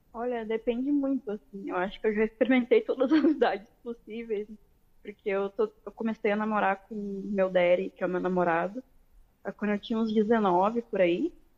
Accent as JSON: {"language": "Portuguese", "town": "Porto Alegre", "region": "Rio Grande do Sul", "country": "Brazil", "said": "Sou de Porto Alegre, Rio Grande do Sul"}